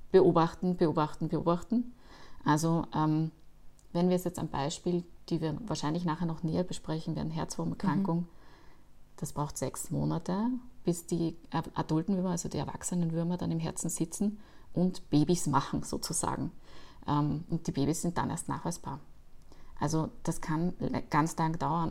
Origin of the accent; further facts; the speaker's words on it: Austria; man hört es mir wahrscheinlich an, ich komme auch aus Österreich